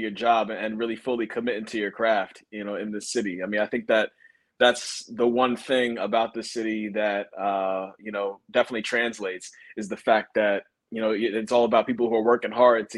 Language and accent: English; Pennsylvania, United States; moved away as an adult; also born or lived in Bronx, New York / upstate New York; now in Philadelphia, United States; I was born in the Bronx, raised in Western PA and upstate New York.